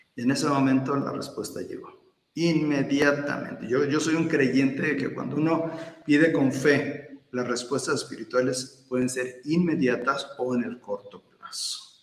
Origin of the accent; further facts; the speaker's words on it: Atlixco, Puebla, Mexico; also born or lived in Veracruz / Querétaro; la mayor parte de mi vida la, la, crecí aquí en, Atlisco y después ya me, me fui a otros lugares, pero nuevamente estoy aquí en Atlisco.